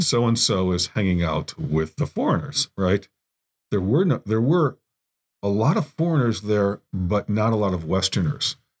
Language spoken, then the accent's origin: English; Evanston, Illinois, United States; also born or lived in Chicago; I grew up in Evanston, near, near Lake Michigan, and, um, I, uh, went to high school there